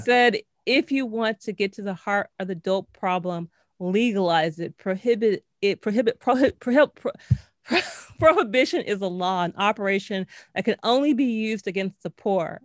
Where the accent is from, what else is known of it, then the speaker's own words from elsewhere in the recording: Los Angeles, California, United States; now in New York, United States; I'm, I'm from Los Angeles and, like, in the nineties